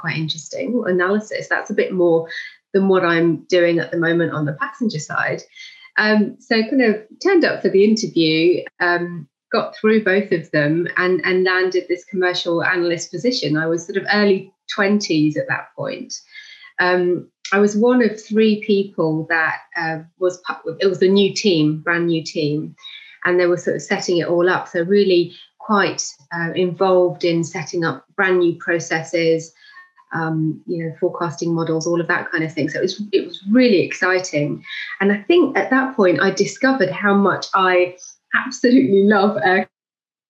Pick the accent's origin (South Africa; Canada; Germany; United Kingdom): United Kingdom; also born or lived in Zimbabwe / Malawi / Qatar; I only lived there for 5 years of my life, and then my parents moved to the UK. So most of my life has been in the UK. All my education has been in the UK